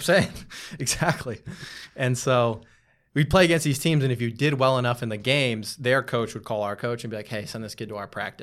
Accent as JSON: {"language": "English", "area": "Bay Area, outside San Francisco", "region": "California", "country": "United States", "tie": "born or raised there", "moved": "as an adult", "lives_now": "New York, United States", "said": "I grew up in the Bay Area, a small town outside of, uh, San Francisco"}